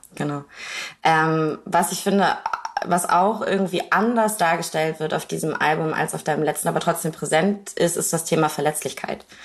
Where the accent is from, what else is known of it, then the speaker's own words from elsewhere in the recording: Kiel, Schleswig-Holstein, Germany; meiner Heimatstadt Kiel